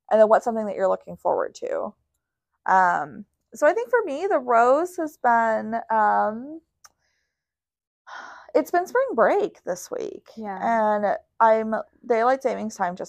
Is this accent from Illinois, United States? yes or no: no; Houston, Texas, United States; now in Austin, United States; I'm from Houston originally. I'm from Houston I like to make that very clear also, by the way. Like I am not from Austin